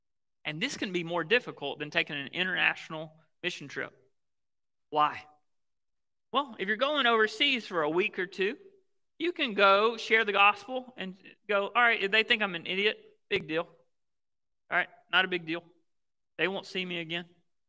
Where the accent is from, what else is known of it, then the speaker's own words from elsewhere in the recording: the South, United States; So I grew up in the South, the Bible Belt, where Southern niceness, right?